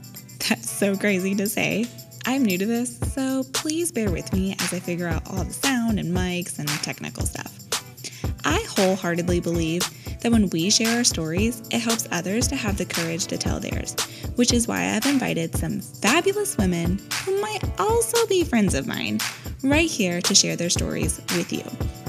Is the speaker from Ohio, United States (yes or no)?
no; Kissimmee, Florida, United States; born there; I was born in Kissimmee, too. So because there's no hospital in St. Cloud.